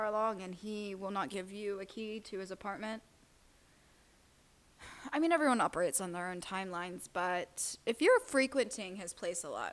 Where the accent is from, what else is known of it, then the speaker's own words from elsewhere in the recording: United States; I've grew up in America